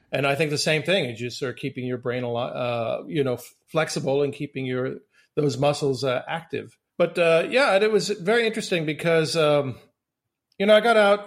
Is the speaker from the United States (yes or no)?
yes; Silver Spring, Maryland, United States; growing up in Silver Spring, Maryland